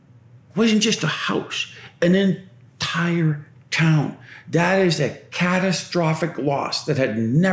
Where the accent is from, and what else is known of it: Lytton, British Columbia, Canada; born or raised there